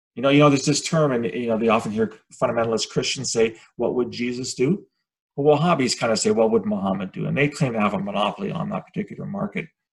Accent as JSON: {"language": "English", "country": "Canada", "said": "I'm Canadian"}